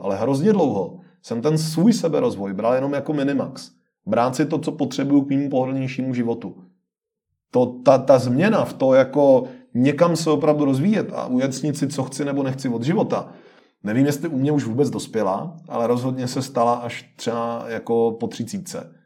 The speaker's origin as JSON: {"language": "Czech", "country": "Czechia", "said": "u nás v Čechách"}